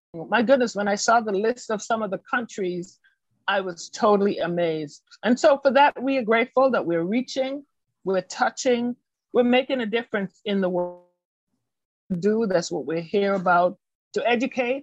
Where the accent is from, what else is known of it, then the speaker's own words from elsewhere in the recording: Boston, Massachusetts, United States; I'm from Boston, Massachusetts